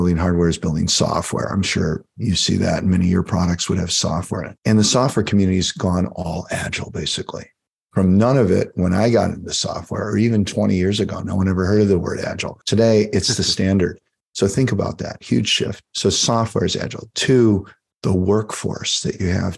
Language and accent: English; Chicago, Illinois, United States; also born or lived in Des Plaines, Illinois; I grew up in Chicago. I went to Chicago Public Schools. I went to high school in Des Plaines, Illinois